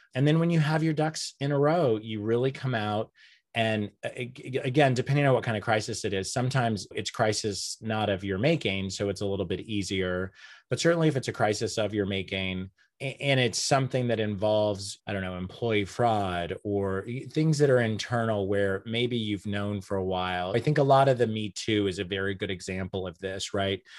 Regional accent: Enid, Oklahoma, United States; moved away as an adult; now in New York City, United States; I grew up in Enid, Oklahoma.

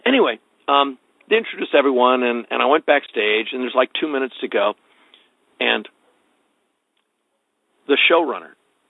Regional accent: Midwest, United States; Because I was actually from the Midwest.

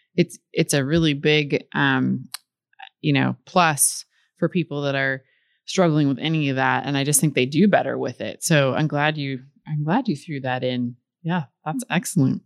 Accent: Midwest, United States; I grew up in the Midwest, and there was, you know, a lake there

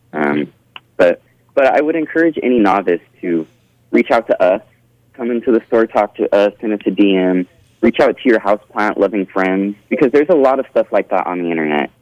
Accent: Bakersfield, California, United States; also born or lived in Oregon; I was born and raised in Bakersfield.

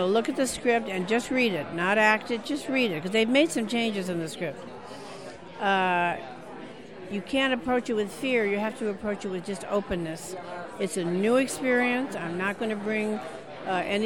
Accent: Corpus Christi, Texas, United States; I come from Texas. Corpus Christi

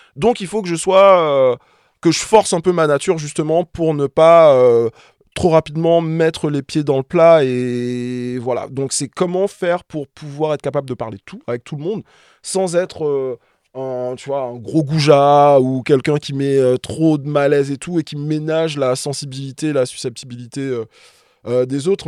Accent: Martinique; moved away as an adult; now in Paris, France; je suis martiniquais, je suis né, j'ai grandi là-bas, principalement, et je suis arrivé ici, euh, étudiant

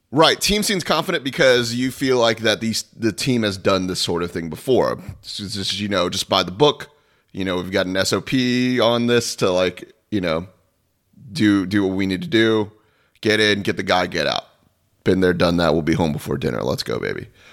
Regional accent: Florida, United States; I was born and raised in Florida

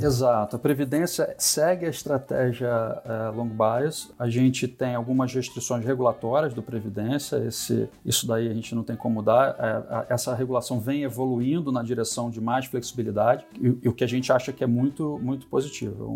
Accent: Rio de Janeiro, Brazil; eu sou carioca, nasci, nasci em 68, carioca da Gema

